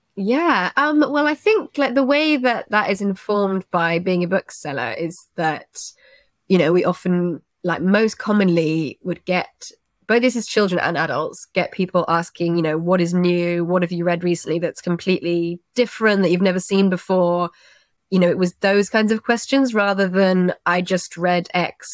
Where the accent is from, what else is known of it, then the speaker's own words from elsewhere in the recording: Twickenham, London, United Kingdom; I'm from Twickenham